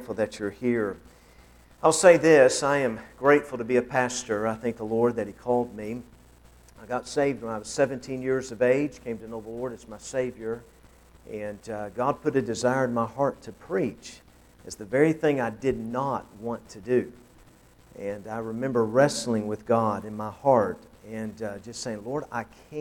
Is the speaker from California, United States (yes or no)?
no; Knoxville, Tennessee, United States; moved away as an adult; also born or lived in Peoria, Illinois; now in Urbana, Ohio, United States; I grew up in Knoxville, Tennessee. That's where I was born and raised